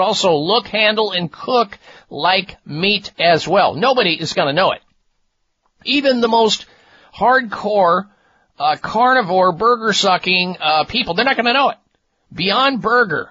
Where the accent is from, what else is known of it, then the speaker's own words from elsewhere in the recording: Midwest, United States; what I used to eat growing up in the Midwest